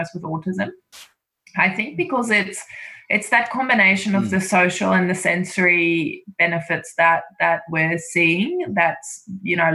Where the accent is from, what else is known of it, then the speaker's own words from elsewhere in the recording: South Africa; moved away; I'm actually South African, so I you know, I grew up with rugby in a different way